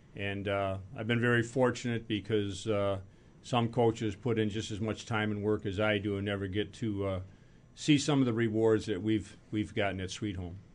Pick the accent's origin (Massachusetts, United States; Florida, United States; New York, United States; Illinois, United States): New York, United States; Rochester; I grew up in Rochester